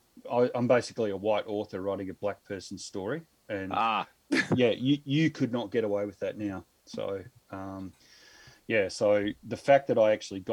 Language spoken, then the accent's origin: English; Victoria, Australia; now in Adelaide, Australia; I grew up in Victoria, which is in the eastern seaboard. So I grew up in a little country town over there of about 500 people and mostly dairy farms